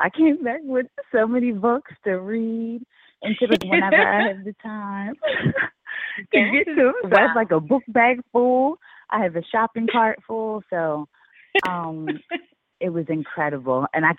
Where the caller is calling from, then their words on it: Philadelphia, Pennsylvania, United States; I'm calling from Philly.